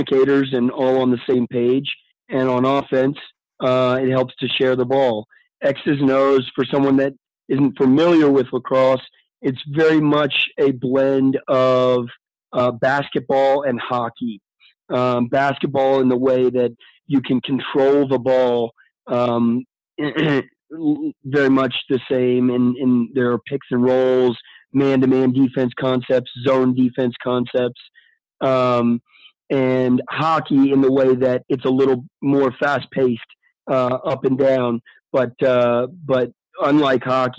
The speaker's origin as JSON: {"language": "English", "region": "Virginia", "country": "United States", "tie": "born or raised there", "also_born_or_lived": "Maryland", "moved": "as an adult", "lives_now": "Columbia, United States", "said": "I grew up in Virginia"}